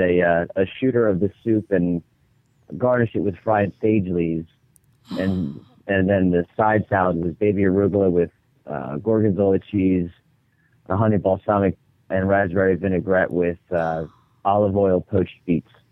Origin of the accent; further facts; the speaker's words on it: Long Beach Island, New Jersey, United States; also born or lived in Cape May, New Jersey; I'm from Long Beach Island